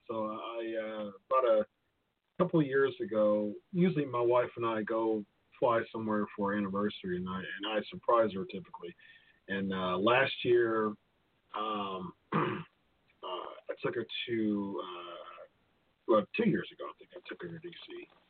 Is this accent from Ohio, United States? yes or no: yes; Ohio, United States; I'm from Ohio, so I was sleeping.